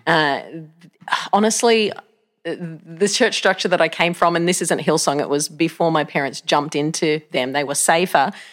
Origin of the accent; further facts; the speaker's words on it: Australia; moved away as an adult; now in United States; I grew up in Australia. I was born in Australia